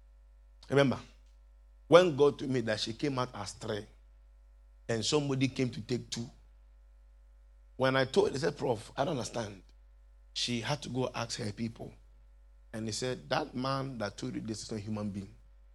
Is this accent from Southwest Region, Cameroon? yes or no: yes; Limbe, Southwest Region, Cameroon; And I come from Limbe too.